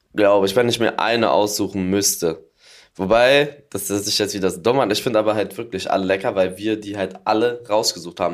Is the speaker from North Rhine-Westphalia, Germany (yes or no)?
no; Berlin, Germany; als Berliner